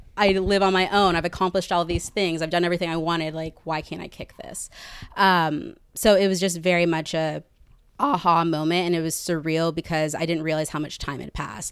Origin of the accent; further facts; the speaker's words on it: Katy, Texas, United States; moved away as an adult; now in New York, United States; I'm from Katy, Texas, and I lived a typical Texas life. I was a cheerleader